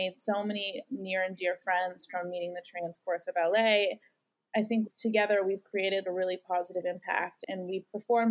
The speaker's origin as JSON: {"language": "English", "country": "Canada", "moved": "yes", "said": "I'm from Canada, and so I haven't been able to go home and see my family and visit my parents."}